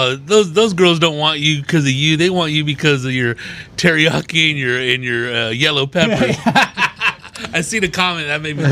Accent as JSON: {"language": "English", "town": "Riverside", "region": "California", "country": "United States", "said": "I'm from Riverside, California."}